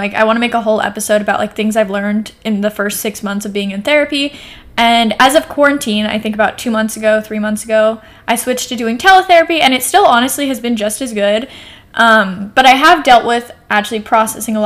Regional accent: Portland, United States; also born or lived in New York; I came back here to Portland

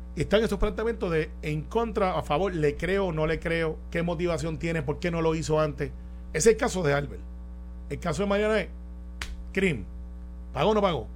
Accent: Puerto Rico; así somos todos los puertorriqueños

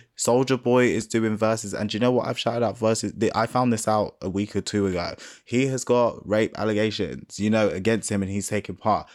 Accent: United Kingdom; I'm black British

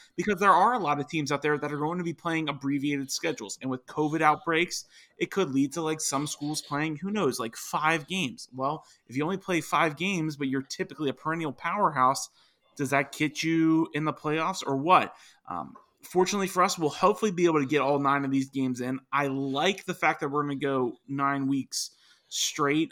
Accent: Virginia, United States; my home state right now, Virginia

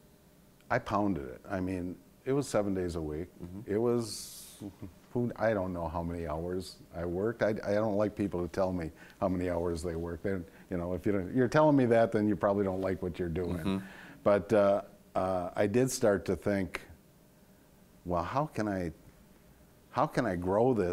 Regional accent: Sauk City, Wisconsin, United States; also born or lived in Prairie du Sac / Madison; I got to move back to my hometown of Sauk City and Prairie du Sac from Madison

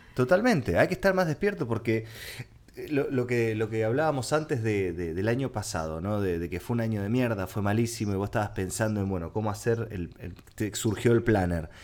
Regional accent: Argentina; para sobrevivir en mi país tuve que mutar a ser creador de contenido

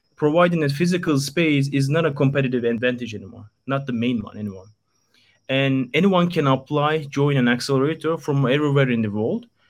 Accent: Istanbul, Turkey; moved away as an adult; now in Japan; born and raised in Istanbul, Turkey. I'm from Turkey and came to Japan three years ago.

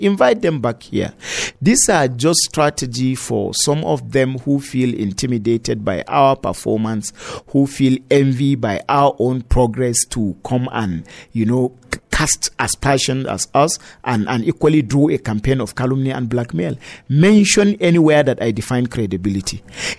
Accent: Nigeria; As a Nigerian who is eligible to contest

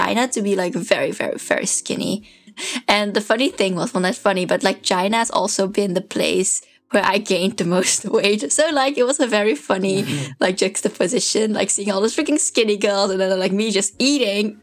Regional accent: Netherlands; moved away; I was from the Netherlands and also from this very small town, like our shops closes at 6 or 7

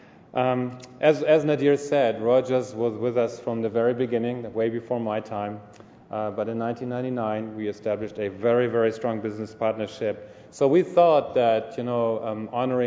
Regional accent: Munich, Bavaria, Germany; moved away as an adult; now in Ontario, Canada; I'm from Munich

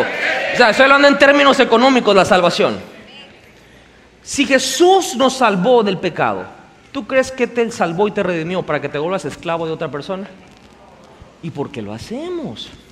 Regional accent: Mexico

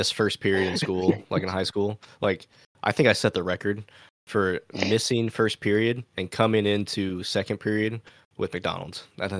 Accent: Japan; born there; I was glad I was born in Japan on a military base instead of actual Japan.

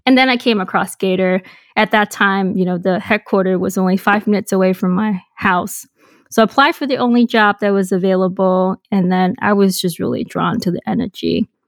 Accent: Hong Kong; moved away as an adult; also born or lived in Boston, United States; So I was born and raised in Hong Kong

